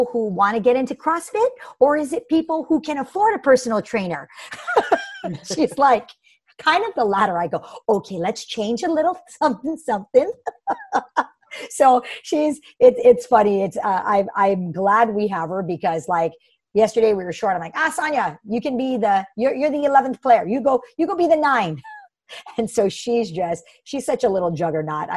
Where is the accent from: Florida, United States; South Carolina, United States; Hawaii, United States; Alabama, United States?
Hawaii, United States; also born or lived in Bay Area, California; I'm born and raised in Hawaii and have been here my entire life.